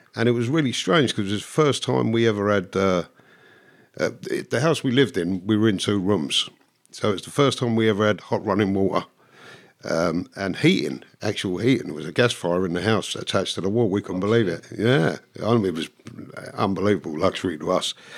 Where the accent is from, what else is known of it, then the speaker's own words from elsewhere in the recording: London, United Kingdom; also born or lived in Dublin, Ireland (parents' origin); really grew up until I was nine in, in North London